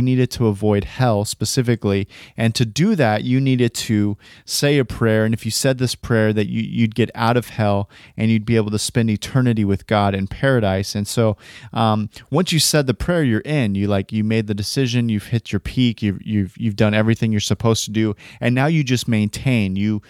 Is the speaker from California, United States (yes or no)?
yes; California, United States; I come from Northern California, Bay Area-ish, near the Bay Area, the Northern Valley, and near a town called Stockton